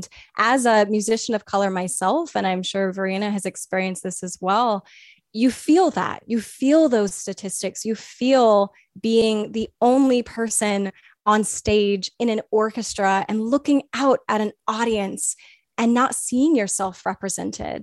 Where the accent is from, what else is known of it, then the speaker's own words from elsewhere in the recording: Atlanta, Georgia, United States; also born or lived in Toronto; growing up in Atlanta as a young Black harpist